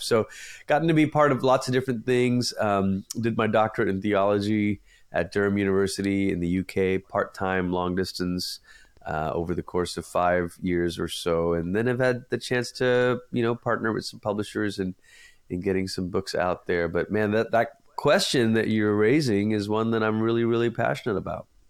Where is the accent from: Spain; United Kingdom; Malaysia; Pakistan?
Malaysia; now in United States; I say this as a first generation immigrant, I'm originally from Malaysia